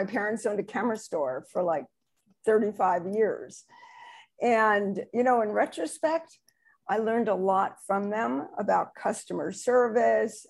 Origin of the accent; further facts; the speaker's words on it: New Jersey, United States; now in California, United States; originally I'm from New Jersey